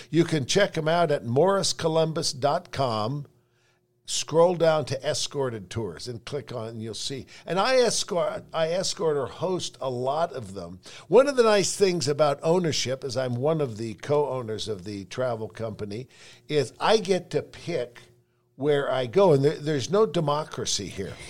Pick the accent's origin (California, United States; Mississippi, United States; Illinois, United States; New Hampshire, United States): California, United States; San Francisco; now in Salt Lake City, United States; I grew up in San Francisco